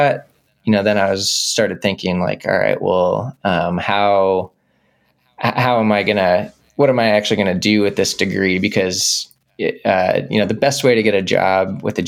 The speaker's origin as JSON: {"language": "English", "town": "Dallas", "region": "Texas", "country": "United States", "tie": "born or raised there", "said": "I grew up in Dallas, Texas"}